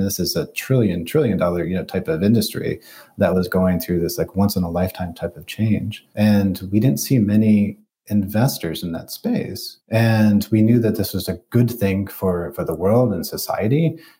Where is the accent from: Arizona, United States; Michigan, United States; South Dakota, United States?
Michigan, United States; Detroit; you know, I come from Detroit.